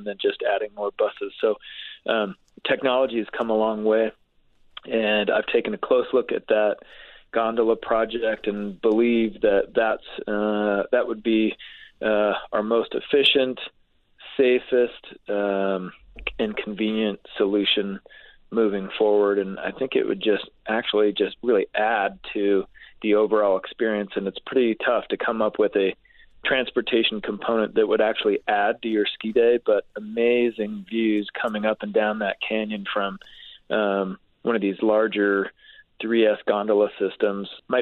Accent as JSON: {"language": "English", "region": "Utah", "country": "United States", "tie": "born or raised there", "said": "I grew up skiing in Utah, so I hopped on a bus at Foothill Village and rode it up to Solitude on the weekend."}